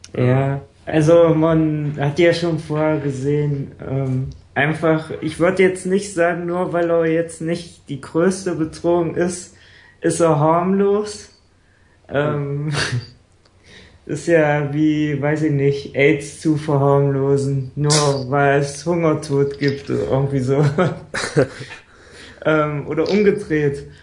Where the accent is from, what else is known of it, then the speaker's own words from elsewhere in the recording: Saxony-Anhalt, Germany; also born or lived in Bavarian Forest; ich komme ja aus Sachsen-Anhalt